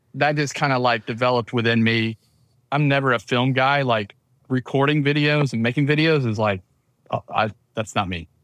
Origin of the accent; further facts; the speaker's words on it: town north of Atlanta, Georgia, United States; accent: southern; grew up in the South, in Georgia, uh, town north of Atlanta